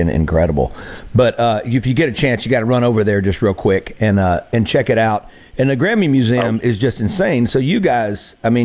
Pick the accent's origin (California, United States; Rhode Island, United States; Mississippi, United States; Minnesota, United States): Mississippi, United States; moved away; also born or lived in Nashville; my home state